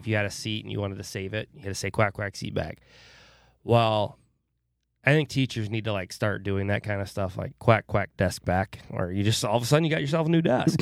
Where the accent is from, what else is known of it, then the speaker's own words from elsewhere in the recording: Winthrop, United States; I grew up in Winthrop